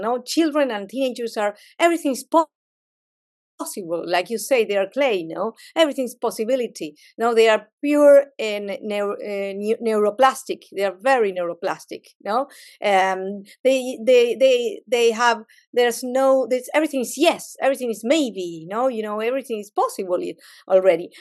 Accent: Argentina; I'm a Latin, I'm from Argentina

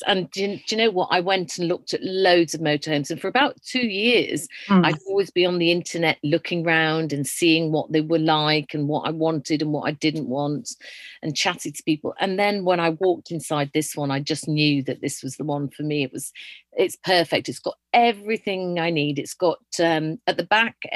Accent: Yorkshire and the Humber, United Kingdom; moved away; I'm originally from Yorkshire

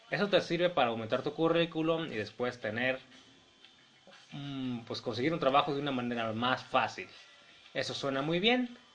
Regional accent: Mexico; Como saben ustedes, yo soy mexicano.

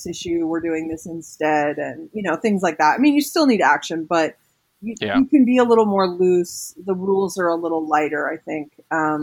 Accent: West Coast, United States; I grew up in the West Coast as well.

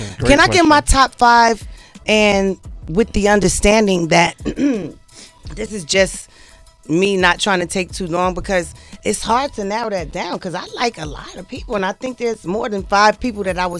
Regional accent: Newark, New Jersey, United States; from the bricks.

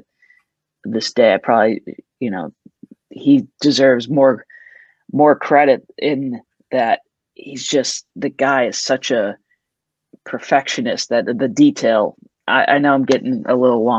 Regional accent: St. Louis, Missouri, United States; moved away as an adult; now in Los Angeles, United States; I was all actually set to go to college in my hometown

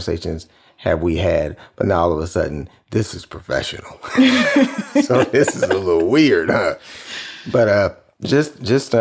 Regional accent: Cleveland, Ohio, United States; I'm from Cleveland.

